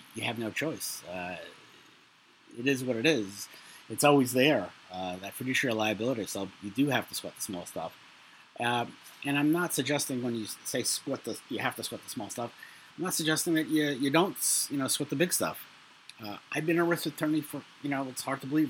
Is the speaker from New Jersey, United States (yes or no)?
no; New York City, New York, United States; I'm from Brooklyn. I lived in a household with a lot of stress